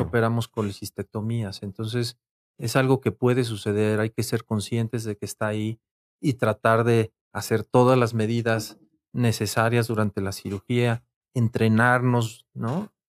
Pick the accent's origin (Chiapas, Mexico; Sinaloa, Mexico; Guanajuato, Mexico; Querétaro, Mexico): Querétaro, Mexico; moved away as an adult; now in Mexico City, Mexico; soy originario de la ciudad de Querétaro em, y allá estudié medicina. Después me vine aquí a la Ciudad de México